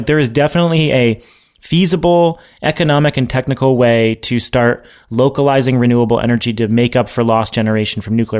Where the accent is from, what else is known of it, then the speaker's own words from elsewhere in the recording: Massachusetts, United States; But it's local to me here in Massachusetts, because my home state is set to get more than 9 million megawatt hours of renewable energy